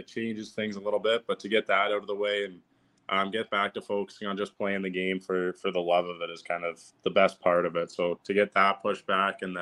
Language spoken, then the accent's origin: English; London, Ontario, Canada; I was back home in my hometown, London, Ontario